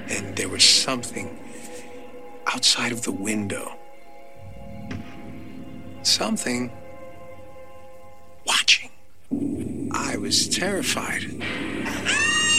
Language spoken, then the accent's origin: English; New York City, New York, United States; As a kid growing up in the Bronx with my mom